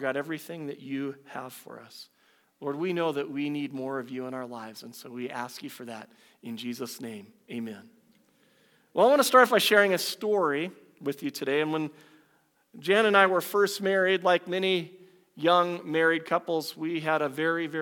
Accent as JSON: {"language": "English", "country": "United States", "tie": "born or raised there", "moved": "as an adult", "lives_now": "Canada", "said": "I was born in the U.S."}